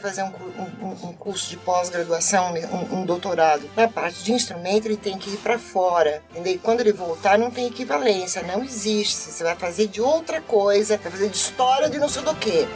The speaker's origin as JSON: {"language": "Portuguese", "country": "Brazil"}